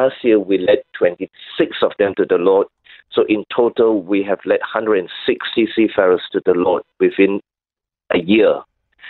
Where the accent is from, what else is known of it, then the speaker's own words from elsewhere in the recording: Malaysia; now in Sydney, Australia; I come from Malaysia